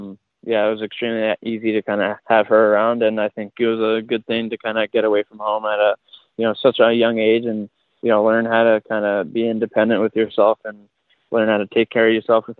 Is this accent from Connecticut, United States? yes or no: yes; Newtown, Connecticut, United States; I'm from Newtown, Connecticut